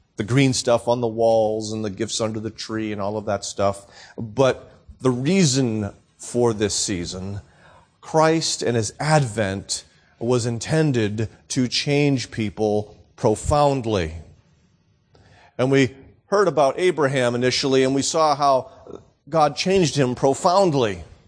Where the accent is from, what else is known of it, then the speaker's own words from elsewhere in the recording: New England, United States; also born or lived in Florida / Southern Arizona; now in Arizona, United States; born and raised in New England